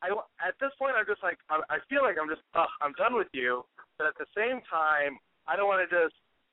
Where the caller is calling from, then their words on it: Texas, United States; 22, Texas.